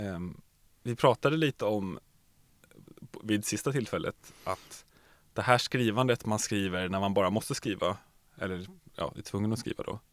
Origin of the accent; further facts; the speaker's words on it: Nacka, Stockholm County, Sweden; moved away; also born or lived in Norrköping; Nacka där jag växte upp.